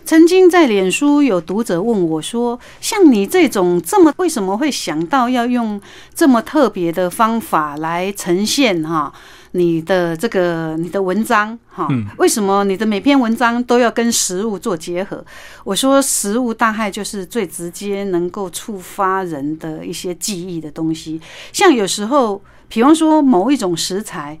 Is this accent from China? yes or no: no; southern Taiwan, Taiwan; 在我们南部